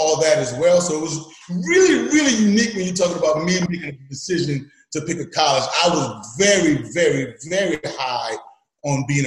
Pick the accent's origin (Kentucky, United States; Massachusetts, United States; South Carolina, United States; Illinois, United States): South Carolina, United States; we were seasonal growing up in South Carolina, Alvin, South Carolina